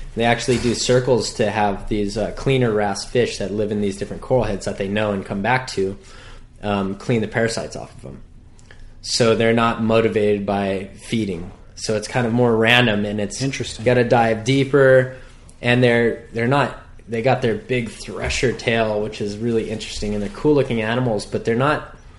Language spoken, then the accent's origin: English; North Shore, Hawaii, United States; I was born and raised on the North Shore